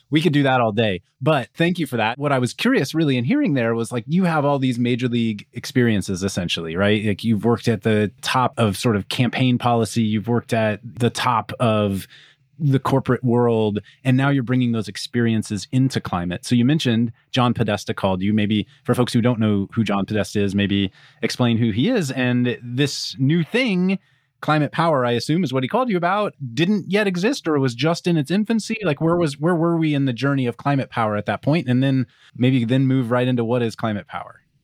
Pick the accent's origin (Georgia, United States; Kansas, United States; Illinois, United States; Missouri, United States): Kansas, United States; I'm from Kansas